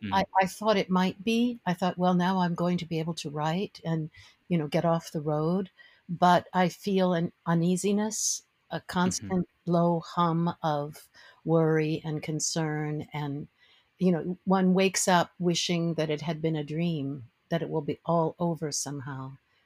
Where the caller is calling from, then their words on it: Maryland, United States; I'm just outside of Washington, D.C. in Maryland, very close to the Potomac River.